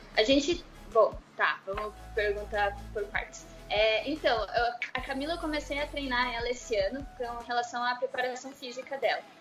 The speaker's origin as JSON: {"language": "Portuguese", "town": "Curitiba", "region": "Paraná", "country": "Brazil", "said": "eu sou de Curitiba"}